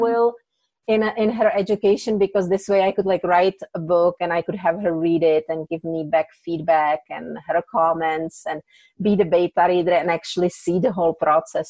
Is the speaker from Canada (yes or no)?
no; Czechia; English is a second language; moved away as an adult; now in United States; I came from Czech Republic. English is my second language